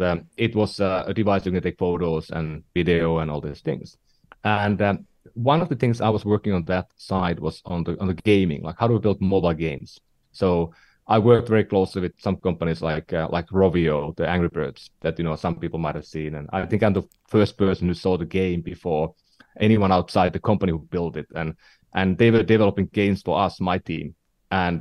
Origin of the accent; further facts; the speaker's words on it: northern Finland, Finland; now in San Francisco, United States; I'm from Finland, um, you know the the, the small uh, country in northern Europe, and uh, not not from the southern part of Finland, but from the northern part of Finland